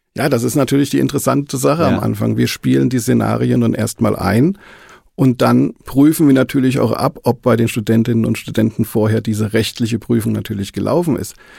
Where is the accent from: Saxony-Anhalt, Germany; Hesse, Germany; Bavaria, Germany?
Hesse, Germany; Marburg; moved away as an adult; Ich bin gebürtig aus Marburg, habe dann lange Zeit oben in Marburg gelebt. Und irgendwann hat es mich dann familiär nach Südhessen verschlagen